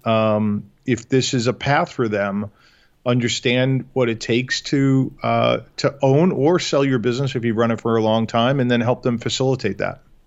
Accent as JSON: {"language": "English", "region": "New York", "country": "United States", "tie": "born or raised there", "moved": "as an adult", "lives_now": "Chicago, United States", "said": "born and raised in New York"}